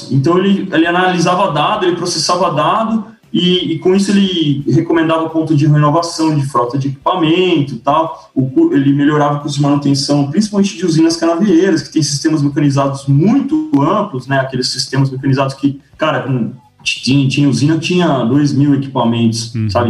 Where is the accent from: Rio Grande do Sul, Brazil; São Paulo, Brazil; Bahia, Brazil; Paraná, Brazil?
São Paulo, Brazil; Eu sou um cara que nasci em São Paulo, cresci em São Paulo não tive contato quase nenhum com fazenda, com agro, com nada.